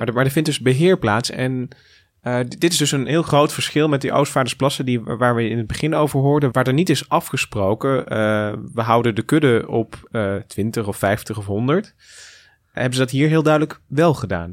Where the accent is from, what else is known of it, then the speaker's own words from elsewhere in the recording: Goirle, North Brabant, Netherlands; ik kom uit, ik ben geboren in Goorlen en daar hebben we de rechte heide